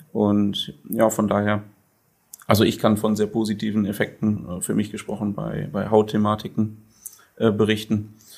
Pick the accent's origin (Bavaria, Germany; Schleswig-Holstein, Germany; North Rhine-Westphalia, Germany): North Rhine-Westphalia, Germany; Sassenberg; bin ich gebürtiger Sassenberger, auch heute noch hier wohnhaft